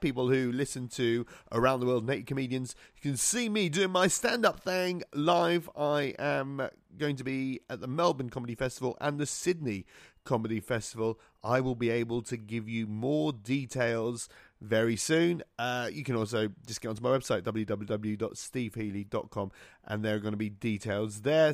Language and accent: English; Malta; grew up in Malta, which is another Mediterranean country